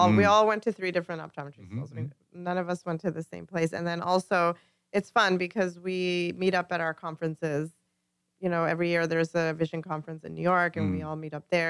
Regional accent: Vancouver, British Columbia, Canada; moved away as an adult; now in United States; We're born and raised in Canada.

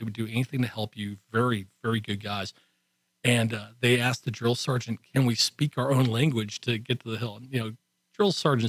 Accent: Texas, United States; accent: Texan; I'm speaking Texan. We've got guys speaking English.

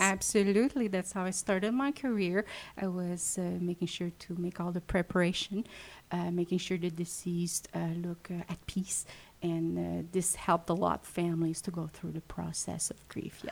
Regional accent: Montreal, Quebec, Canada; English is a second language; also born or lived in Western Canada; I'm French Canadian, originally from Montreal

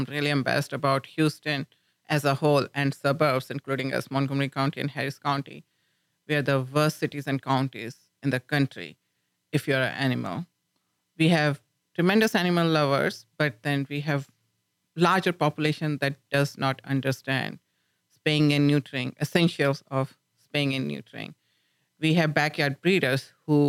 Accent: India; moved away as an adult; now in Lubbock, United States; when I was growing up in India

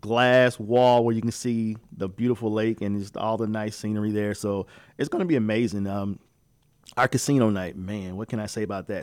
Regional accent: Midwest, United States; moved away; I'm from the Midwest

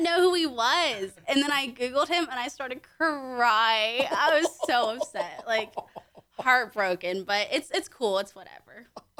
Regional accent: Conroe, Texas, United States; also born or lived in Willis, Texas / Houston, Texas; Okay, so I grew up in Conroe. Sophomore year of high school, I moved out to Lake Conroe, Willis area. Grew up here my whole life.

